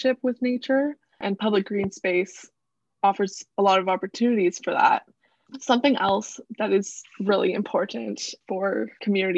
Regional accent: Vancouver Island, British Columbia, Canada; moved away as an adult; now in Toronto, Canada; I am from Vancouver Island, which is a small island off the coast of BC

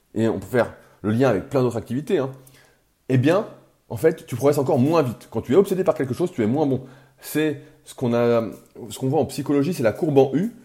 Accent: France; accent: French; mon accent français

